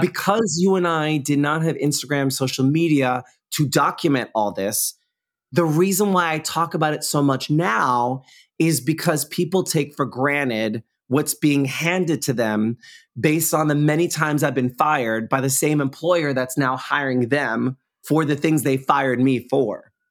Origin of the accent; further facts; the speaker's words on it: New York, United States; being a New Yorker